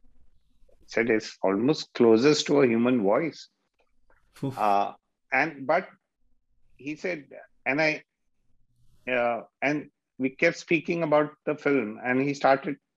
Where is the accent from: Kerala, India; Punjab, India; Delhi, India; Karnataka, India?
Delhi, India; That's where I grew up in Old Delhi